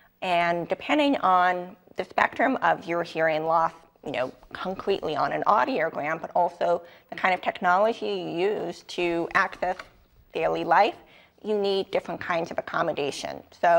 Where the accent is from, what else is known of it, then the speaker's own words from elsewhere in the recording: New York, United States; accent: New York; So I'm from New York. I optimistically think maybe I have a little bit of a New York accent